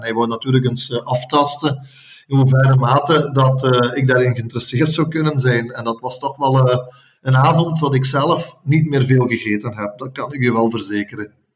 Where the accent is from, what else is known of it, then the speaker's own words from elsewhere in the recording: Herk-de-Stad, Flanders, Belgium; Ik voel me Herkenaar, ik voel me Limburger, ik voel me Vlaming, ik voel me Belg en ik voel me zelfs Europeaan.